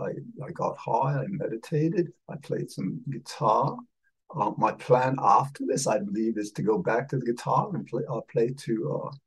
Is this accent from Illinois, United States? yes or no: no; just north of New York, United States; yes, you remembered that I'm from New York. Well, just north of New York, really.